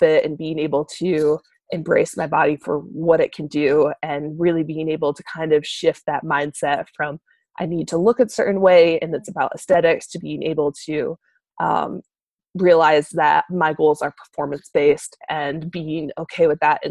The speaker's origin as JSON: {"language": "English", "region": "Michigan", "country": "United States", "tie": "born or raised there", "moved": "yes", "said": "I grew up in Michigan"}